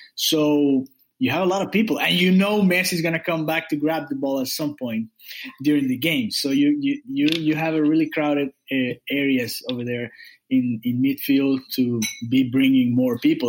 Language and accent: English; Miami, Florida, United States; I'm from Miami in South Florida.